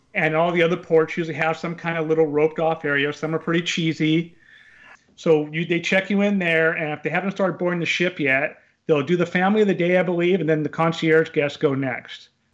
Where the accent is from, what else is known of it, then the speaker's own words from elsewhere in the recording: California, United States; I grew up in California, about five hours from Disneyland